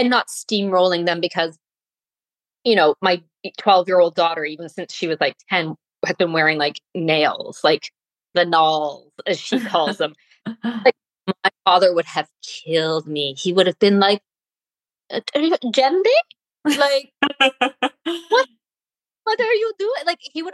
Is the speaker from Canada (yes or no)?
yes; Canada; I was brought up in Canada